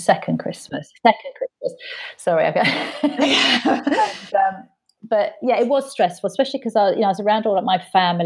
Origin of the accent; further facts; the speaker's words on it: United Kingdom; being very British and polite